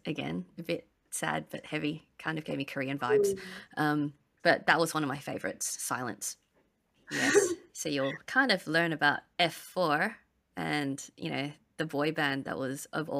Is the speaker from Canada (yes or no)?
no; Malaysia; we're from Malaysia, but my friends are from Penang, and their Hokkien's different as well.